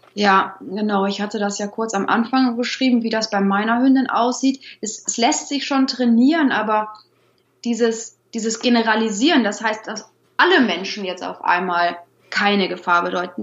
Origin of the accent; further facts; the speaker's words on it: Troisdorf, North Rhine-Westphalia, Germany; Ich komme aus Troisdorf, das ist direkt hinter Bonn. Ich wohne hier mit Mann, Sohn und unseren drei Hunden